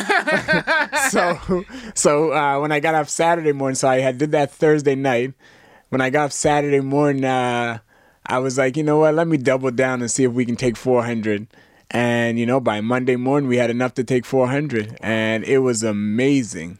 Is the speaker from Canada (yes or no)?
yes; Canada; as a Canadian cadet